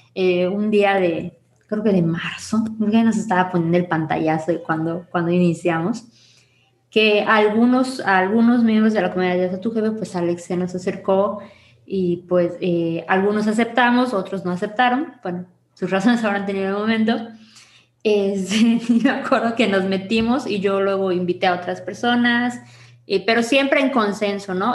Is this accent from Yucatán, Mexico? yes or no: yes; Yucatán, Mexico; Yo soy Yucatán, amo mi tierra, adoro mi tierra